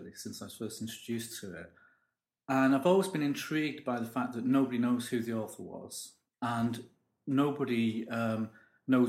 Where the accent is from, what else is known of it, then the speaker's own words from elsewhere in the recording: Stockport, North West England, United Kingdom; I come from Stockport